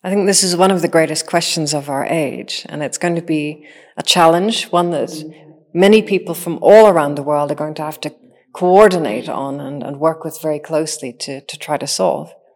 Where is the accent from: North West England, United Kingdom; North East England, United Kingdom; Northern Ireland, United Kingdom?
Northern Ireland, United Kingdom; I am a machine intelligence engineer that grew up in Northern Ireland.